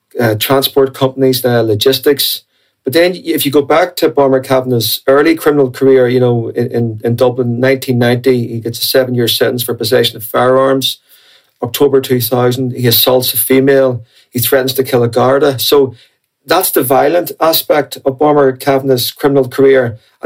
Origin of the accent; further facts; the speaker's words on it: the North, Northern Ireland, United Kingdom; growing up in the North during the Troubles